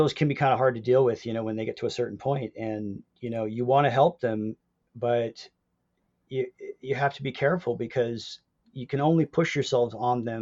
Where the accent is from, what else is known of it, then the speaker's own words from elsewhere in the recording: Pacific Northwest, United States; I'm from the Pacific Northwest